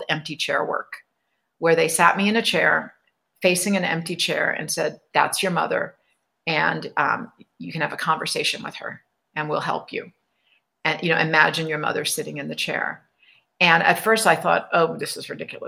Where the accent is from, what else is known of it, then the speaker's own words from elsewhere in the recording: New York, United States; I grew up in New York, right over the New Jersey border